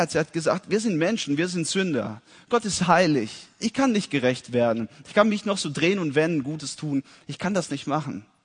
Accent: Italy; Ich bin in Italien geboren und aufgewachsen. Und meine Eltern waren Missionare dort.

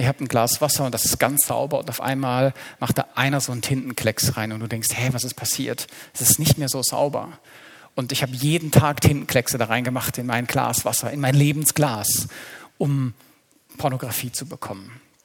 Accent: Black Forest, Baden-Württemberg, Germany; Wir stammen aus dem Schwarzwald

